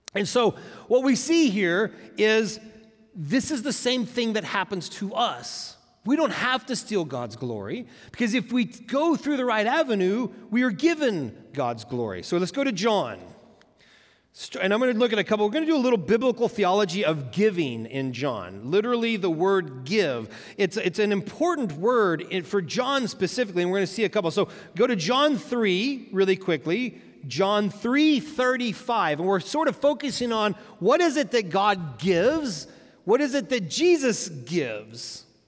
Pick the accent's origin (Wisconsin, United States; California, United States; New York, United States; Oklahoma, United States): Oklahoma, United States; moved away; also born or lived in Tulsa, Oklahoma; We're from Oklahoma originally